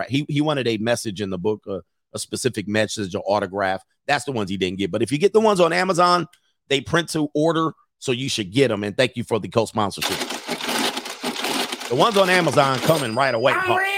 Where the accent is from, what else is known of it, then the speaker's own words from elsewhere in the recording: California, United States; I'm from California.